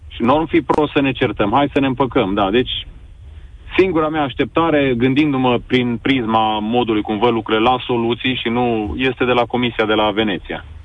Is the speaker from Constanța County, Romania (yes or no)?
no; Sibiu, Sibiu County, Romania; eu sunt tot din Sibiu